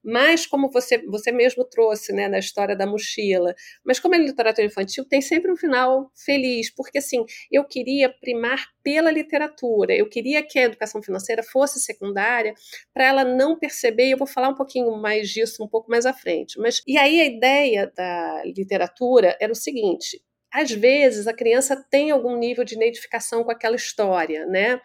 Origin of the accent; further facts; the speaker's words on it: Rio de Janeiro, Brazil; accent: carioca; eu sou carioca